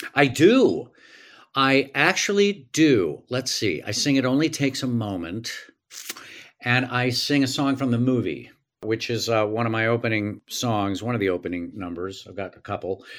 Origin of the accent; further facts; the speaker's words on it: Tulsa, Oklahoma, United States; I grew up in Tulsa